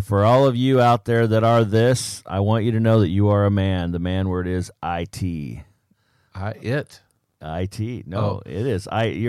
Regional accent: Pakistan; but originally I'm from Pakistan.

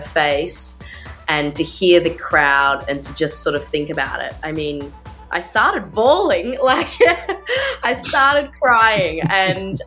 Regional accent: Melbourne, Victoria, Australia; a local, which technically I'm not because I'm from Melbourne

